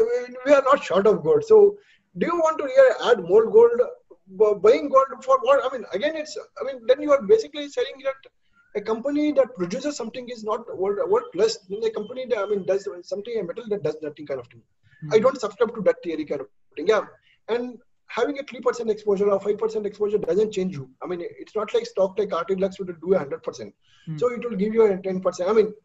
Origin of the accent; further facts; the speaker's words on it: India; as an Indian, speaking as Indian